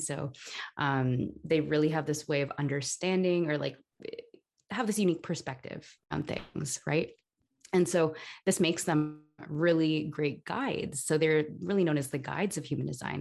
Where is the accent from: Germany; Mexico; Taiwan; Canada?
Canada; Toronto, Ontario; now in Barcelona, Spain; I'm originally from Toronto, Canada, um, but I'm currently living in Barcelona